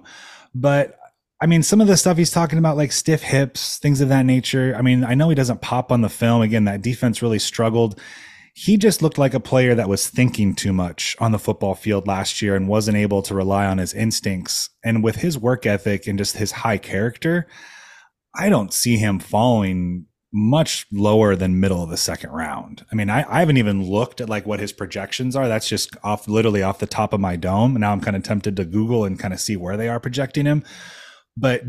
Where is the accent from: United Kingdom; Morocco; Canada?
Canada; I'm Canadian